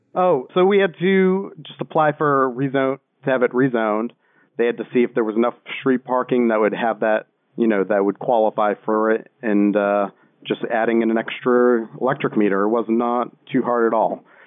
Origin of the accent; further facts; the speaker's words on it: Boston, Massachusetts, United States; moved away; I'm originally from Boston